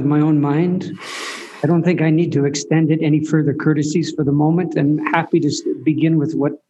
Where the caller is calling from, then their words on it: southern Mexico, Mexico; The upside is I'm in southern Mexico, and because I'm a pulmonary refugee.